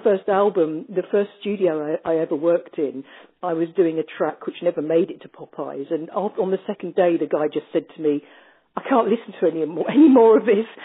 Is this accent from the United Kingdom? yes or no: yes; United Kingdom; being British